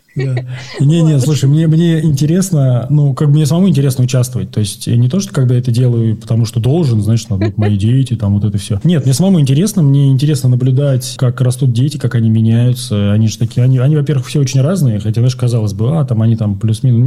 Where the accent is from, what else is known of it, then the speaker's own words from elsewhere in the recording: Moscow, Russia; moved away as an adult; now in Buenos Aires, Argentina; Я сам из Москвы